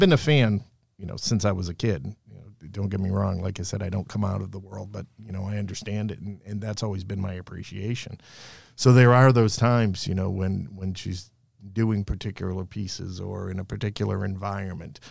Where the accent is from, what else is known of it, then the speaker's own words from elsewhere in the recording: Somerville, Massachusetts, United States; I grew up in Somerville. I went to school at Malden Catholic